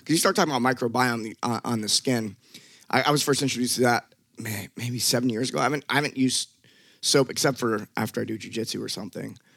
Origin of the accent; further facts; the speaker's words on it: Memphis, Tennessee, United States; moved away; I grew up in Memphis, Tennessee, and it was a little hood